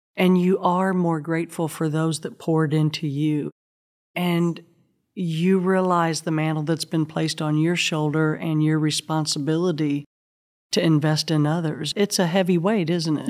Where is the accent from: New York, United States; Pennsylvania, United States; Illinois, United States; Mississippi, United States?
Illinois, United States; Southern; I grew up in the Midwest in a tiny Southern Baptist church in Southern Illinois